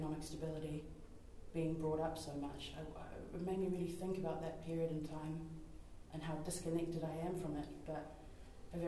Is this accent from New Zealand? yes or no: yes; New Zealand; as a New Zealander, but also as a child of an immigrant